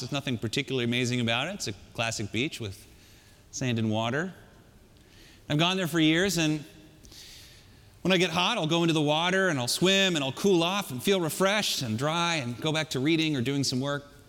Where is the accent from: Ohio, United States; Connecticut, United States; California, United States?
California, United States; I grew up in California.